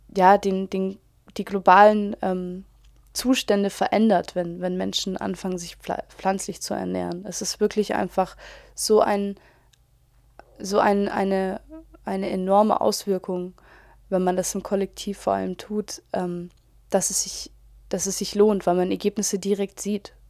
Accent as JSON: {"language": "German", "country": "Germany", "said": "als Deutsche"}